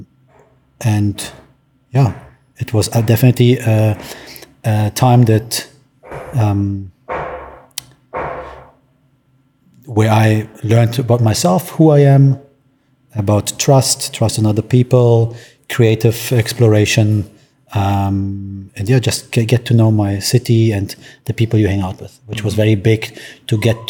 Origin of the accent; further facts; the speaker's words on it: Berlin, Germany; moved away as an adult; also born or lived in Poland; now in Cape Town, South Africa; I grew up in Berlin